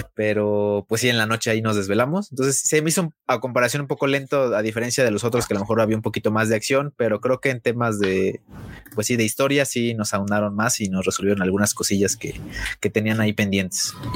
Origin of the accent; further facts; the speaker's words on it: Naucalpan, State of Mexico, Mexico; Vengo de Naucalpan